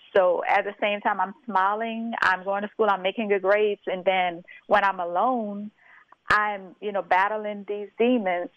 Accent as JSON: {"language": "English", "town": "St. Martinville", "region": "Louisiana", "country": "United States", "tie": "born or raised there", "said": "I am originally from St. Martinville, Louisiana"}